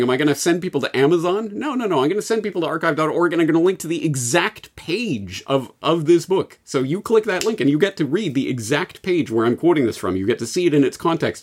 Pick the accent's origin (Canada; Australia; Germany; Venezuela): Canada; speaking as a Canadian